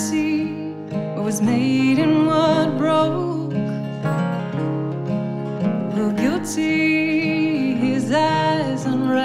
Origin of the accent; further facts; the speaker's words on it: Louisville, Kentucky, United States; We're both from Louisville, Kentucky, based out of Louisville, Kentucky